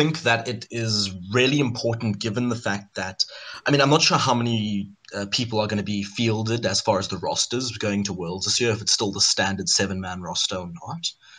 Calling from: Cape Town, Western Cape, South Africa; Calling from Cape Town, South Africa.

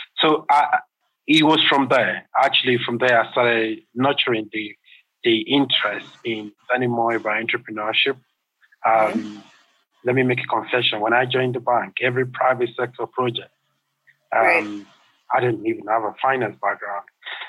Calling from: Nairobi, Kenya; I'm calling from Nairobi in Kenya.

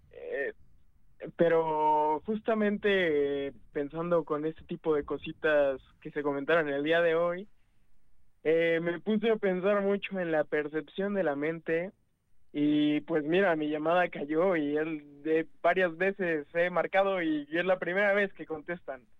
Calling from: Puebla, Mexico; de Ciudad de Puebla, viéndolos aquí casi, casi siempre que se pueda

